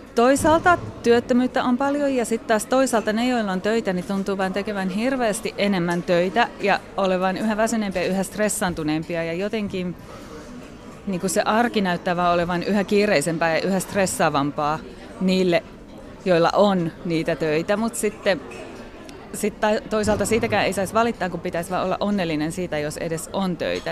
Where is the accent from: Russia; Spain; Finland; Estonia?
Finland; Kotka, Kymenlaakso; moved away as an adult; also born or lived in London / India / Switzerland / Southeast Asia; mun elämän ensimmäiset 20 vuotta Suomessa